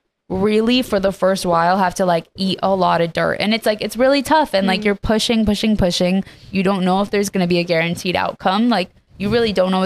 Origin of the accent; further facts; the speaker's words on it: Vancouver, British Columbia, Canada; moved away as an adult; also born or lived in Iran; now in Los Angeles, United States; Well, I was born in Iran and moved to Canada when I was 7 and then to LA in, I believe it was 2020.